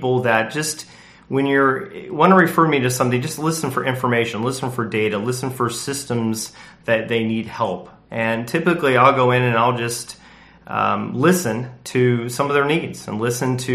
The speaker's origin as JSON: {"language": "English", "town": "Indianapolis", "region": "Indiana", "country": "United States", "tie": "born or raised there", "said": "I grew up in Indianapolis"}